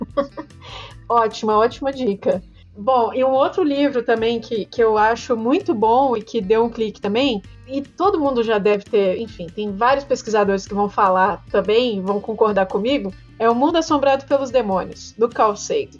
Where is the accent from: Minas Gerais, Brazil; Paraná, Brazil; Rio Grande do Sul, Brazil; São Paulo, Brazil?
Minas Gerais, Brazil; eu sou mineira